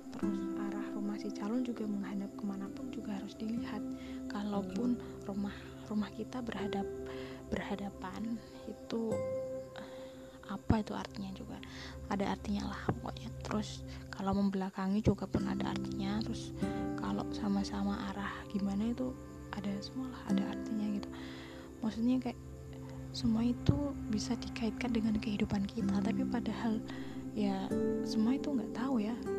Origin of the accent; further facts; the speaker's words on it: Java, Indonesia; aku juga orang Jawa